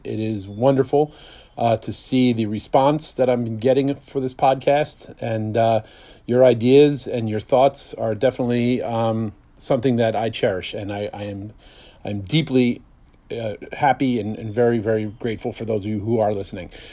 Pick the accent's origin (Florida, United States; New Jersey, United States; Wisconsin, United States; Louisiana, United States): New Jersey, United States; Bloomfield; I was from Bloomfield, New Jersey